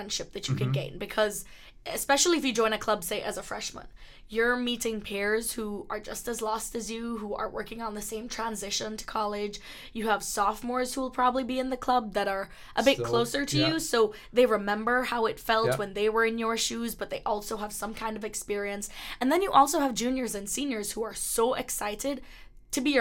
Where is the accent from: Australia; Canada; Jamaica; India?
Jamaica; Kingston; now in Boston, United States; I'm from Kingston, Jamaica